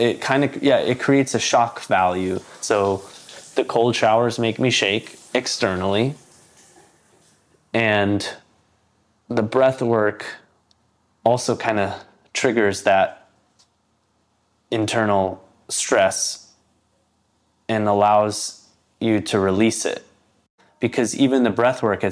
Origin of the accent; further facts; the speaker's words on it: Los Angeles, California, United States; I'm from Los Angeles